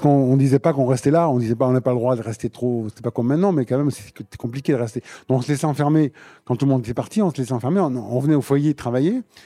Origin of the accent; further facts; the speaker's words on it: Limoges, Nouvelle-Aquitaine, France; quand j'étais gamin aussi à Limoges, au conservatoire